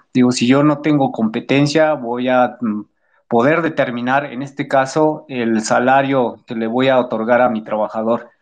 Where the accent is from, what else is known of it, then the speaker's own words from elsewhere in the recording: Mexico; nosotros hacer como mexicanos ante una problemática que nos atañe mucho aquí en el país